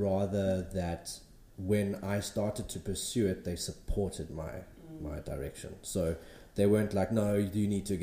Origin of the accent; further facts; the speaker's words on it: Pietermaritzburg, KwaZulu-Natal, South Africa; moved away as an adult; now in Durban, South Africa; I'm originally from Pietermaritzburg, came down here to Durban to study graphic design